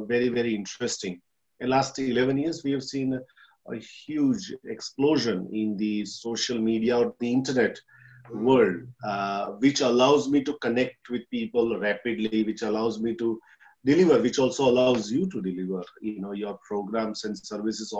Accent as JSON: {"language": "English", "country": "India", "moved": "as an adult", "lives_now": "Australia", "said": "I'm from India, came here in Australia in 2007 as a migrant"}